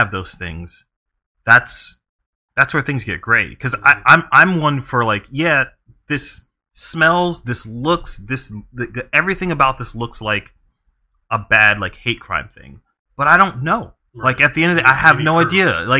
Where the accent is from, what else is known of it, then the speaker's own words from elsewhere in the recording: Bishopville, South Carolina, United States; I grew up in South Carolina, pretty racist state to be in, and I grew up in a very, like, southern-esque, like, city. It's called Bishopville, South Carolina.